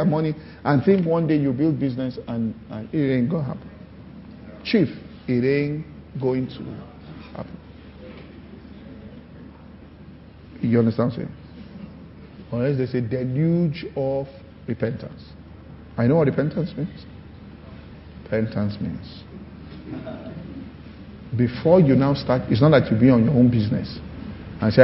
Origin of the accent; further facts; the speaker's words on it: Ibadan, Oyo, Nigeria; when we're growing up in Ibadan, it was a simple city